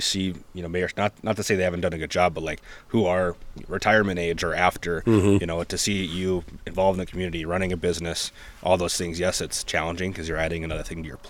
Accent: Cross Lake, Minnesota, United States; moved away as an adult; now in Baxter, United States; growing up in Cross Lake, my grandpa was mayor of Cross Lake

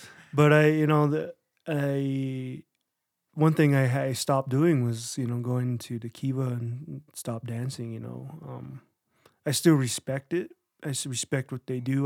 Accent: San Juan Pueblo, New Mexico, United States; moved away as an adult; also born or lived in Las Vegas, Nevada / Navajo Nation; I was born in Las Vegas, Nevada. Born in sin, you know. and then um, when I was about ten or eleven, we moved to San Juan Pueblo, and I was there till I was uh, around eighteen

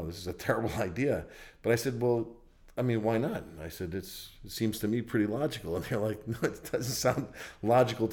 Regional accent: New York City, New York, United States; also born or lived in Upper East Side, Manhattan; we're originally from Harlem

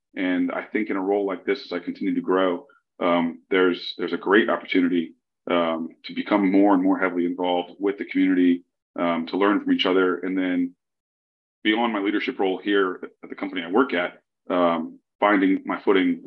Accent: Lafayette, Louisiana, United States; moved away as an adult; Lafayette, Louisiana. Uh, this is my hometown, um, so I was excited to find a, a role uh, that allowed me to move home.

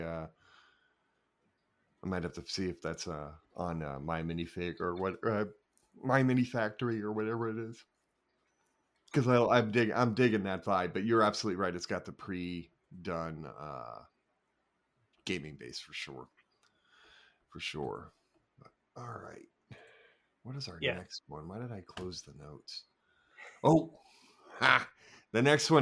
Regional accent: Southern Virginia, United States; now in Northern Virginia, United States; I grew up in Southern Virginia

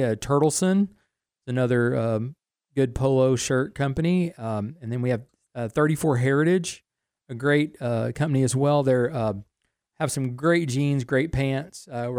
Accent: Waco, Texas, United States; I grew up in Waco and remember the days of Schellenberger's and Rick's Clothing and Randall's.

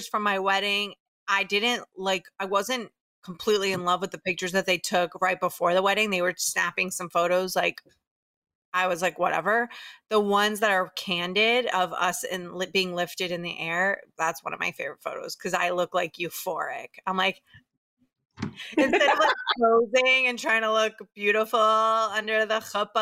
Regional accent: Tampa, Florida, United States; now in New York, United States; I grew up in Tampa, this is a place where there really, really aren't Jews

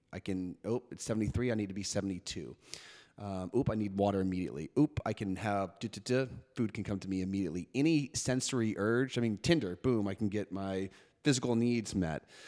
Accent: New York City, New York, United States; I grew up in New York City

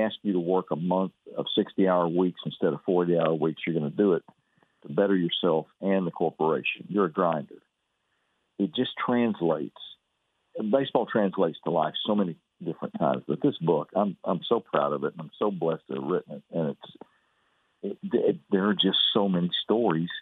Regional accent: Fairfield, Texas, United States; I was raised over in Fairfield

